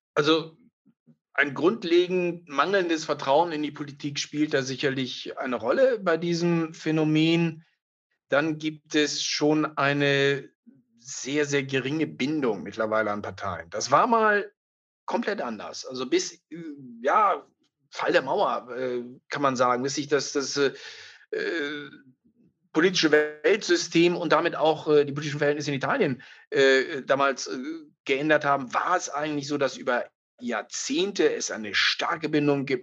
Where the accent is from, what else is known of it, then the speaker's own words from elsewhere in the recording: Germany; now in Italy; als Deutsche